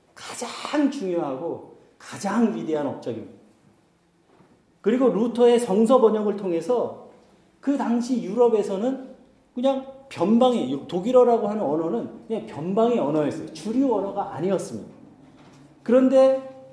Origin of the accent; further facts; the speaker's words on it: South Korea; first language Korean; moved away as an adult; also born or lived in Germany; 한국을 방문해서 이제 한국 교회를 가잖아요